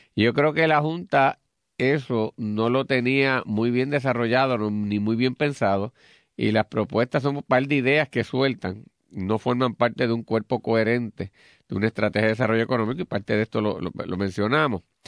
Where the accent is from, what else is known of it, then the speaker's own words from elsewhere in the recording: Puerto Rico; como los puertorriqueños